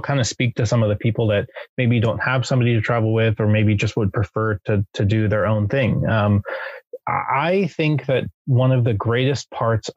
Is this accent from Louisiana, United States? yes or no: no; Southern California, United States; also born or lived in Japan; I'm from Southern California